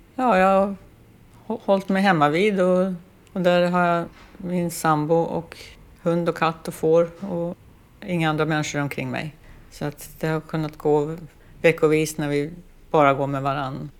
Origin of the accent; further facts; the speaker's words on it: Lidingö, Stockholm County, Sweden; now in Västerås, Sweden; över Lidingöbron tillbaks till, till ön där vi hade växt upp